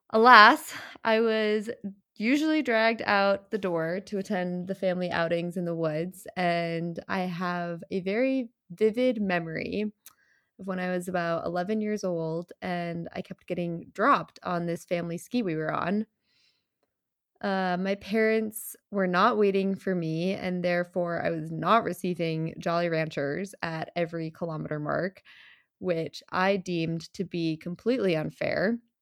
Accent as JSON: {"language": "English", "town": "Plymouth", "region": "Minnesota", "country": "United States", "tie": "born or raised there", "said": "I am originally from Plymouth, Minnesota, where my parents were looking for a way to get the family outside in the middle of the winter."}